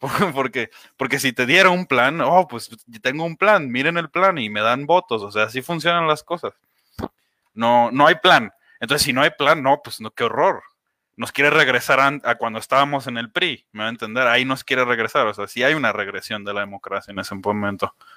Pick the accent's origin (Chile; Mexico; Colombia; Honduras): Mexico; somos mexicanos